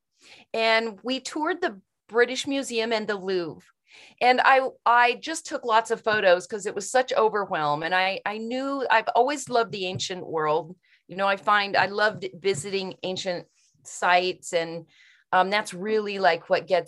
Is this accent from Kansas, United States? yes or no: yes; Kansas, United States; moved away; that's where I'm from. I was born in Kansas